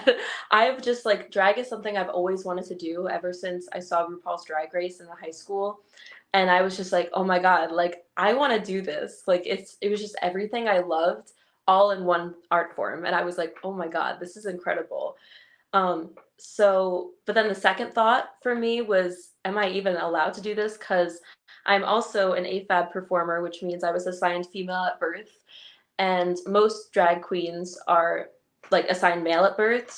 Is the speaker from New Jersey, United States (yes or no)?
yes; New Jersey, United States; I'm from New Jersey, like South Jersey area